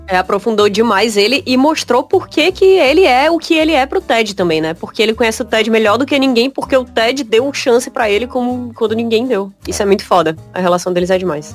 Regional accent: Brazil; sou brasileiro

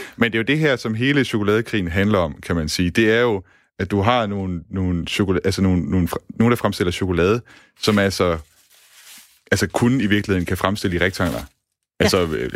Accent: Denmark; som to danskere

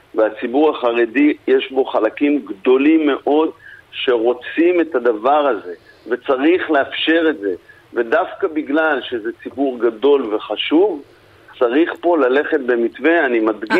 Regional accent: Tel Aviv, Tel Aviv District, Israel; אני תל אביבי

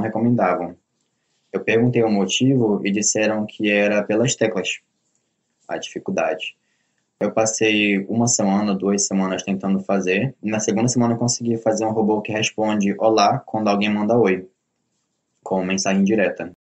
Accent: Belém, Pará, Brazil; eu sou de Belém do Pará, nasci e cresci aqui.

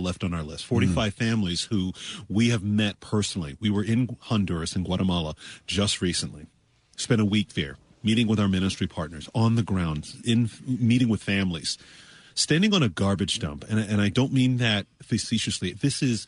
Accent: Toronto, Ontario, Canada; now in Florida, United States; I was born in Toronto, Canada

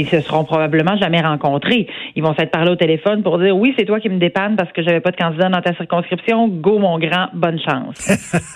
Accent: Saint-Georges, Quebec, Canada; je viens d'une région rurale, je suis une fière Beauceronne, je viens de Saint-Georges-de-Beauce

